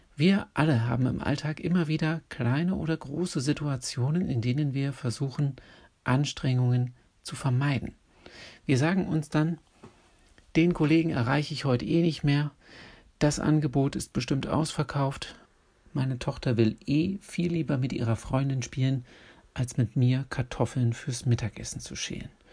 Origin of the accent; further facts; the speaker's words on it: Berlin, Germany; in Berlin, meiner Geburtsstadt, in der ich aufgewachsen und zur Schule gegangen bin